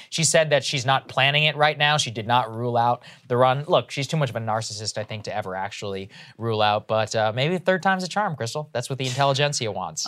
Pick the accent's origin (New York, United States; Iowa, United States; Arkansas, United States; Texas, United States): Texas, United States; I'm Indian and I grew up in Texas